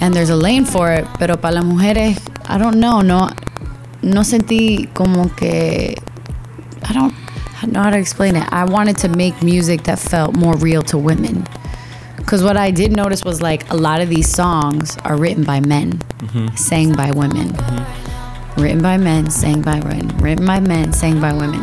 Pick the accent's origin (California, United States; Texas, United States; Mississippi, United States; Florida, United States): Florida, United States; Miami; growing up in the states and growing up in Miami